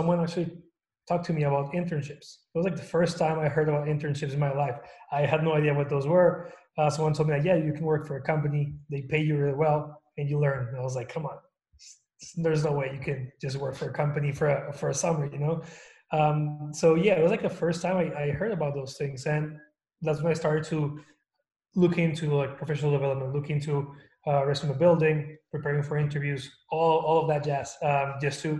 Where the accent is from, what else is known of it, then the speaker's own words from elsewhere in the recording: Torreón, Coahuila, Mexico; moved away as an adult; also born or lived in El Paso, Texas; now in United States; I was born and raised in Mexico in Torreón, Coahuila. I lived there for like 19 years before I moved to the US for college.